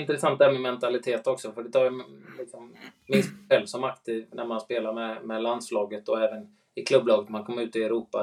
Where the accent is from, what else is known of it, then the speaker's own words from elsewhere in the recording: Sweden; som svensk